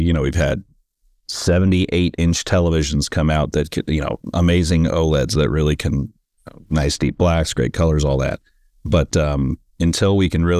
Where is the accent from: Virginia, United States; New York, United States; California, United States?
California, United States; San Francisco; now in Los Angeles, United States; I grew up in San Francisco and now I live